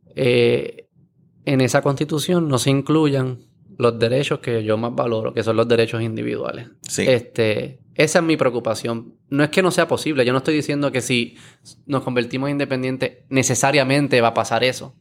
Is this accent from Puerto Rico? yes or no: yes; Puerto Rico